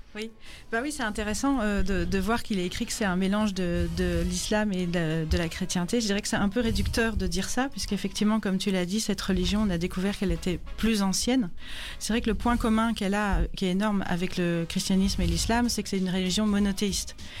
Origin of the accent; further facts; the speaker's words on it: Brussels, Brussels-Capital Region, Belgium; je viens de Bruxelles et je suis photojournaliste